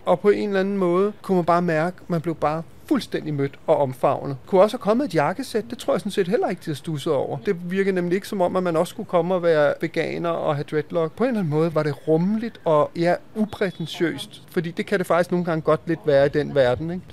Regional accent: Denmark; vi jo som danskere

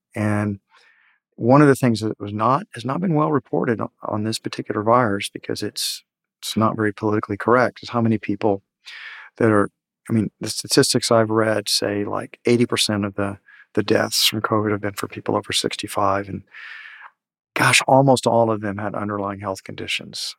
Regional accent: Houston, Texas, United States; I grew up in Houston where mothers would lock the kids in doors

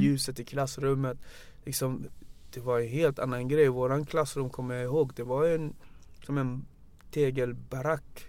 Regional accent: Banjul, Gambia; now in Sweden; Jag är född i Gambia. Um, jag är född 83, 1983

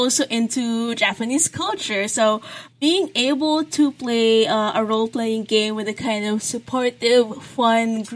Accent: Philippines; I am a Filipino game and graphic designer.

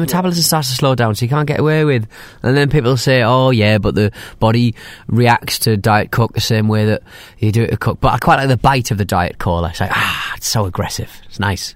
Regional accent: United Kingdom; I'm British

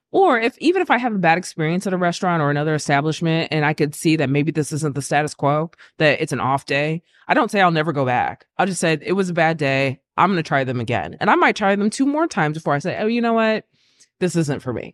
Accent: Lockhart, Texas, United States; moved away; where I grew up in Lockhart

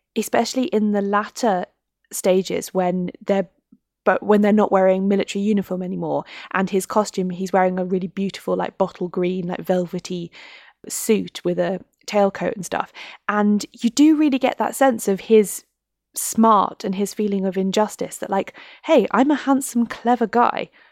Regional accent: United Kingdom

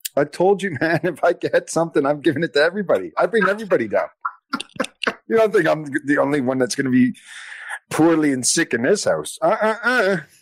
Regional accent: Canada; being Canadian.

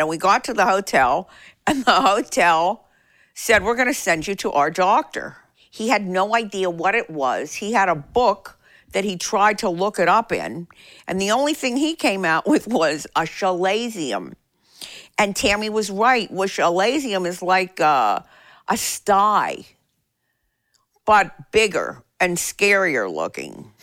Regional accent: Pittsburgh, Pennsylvania, United States; now in Nashville, United States; My growing up in Pittsburgh

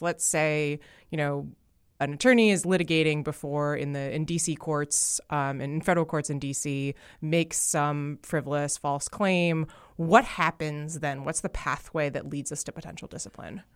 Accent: New Jersey, United States; As a proud New Jersey-an

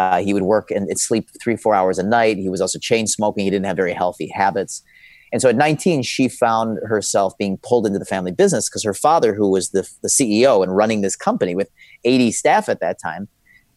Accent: Chicago, Illinois, United States; I grew up in a city called Chicago

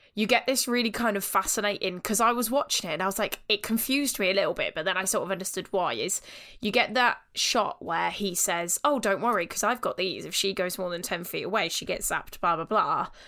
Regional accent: Northampton, East Midlands, United Kingdom; we in Northampton

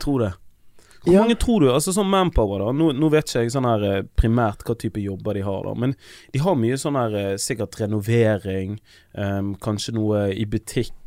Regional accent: Bergen, Vestland, Norway; vi er fra sted som heter Loddefjord

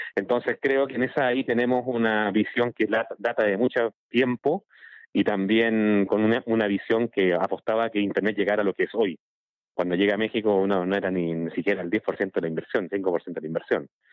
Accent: Chile; yo soy de Chile

